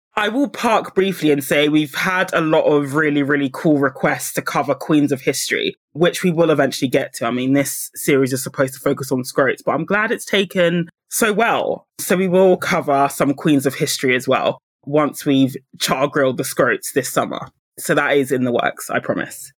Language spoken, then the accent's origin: English; United Kingdom; I say this as a Brit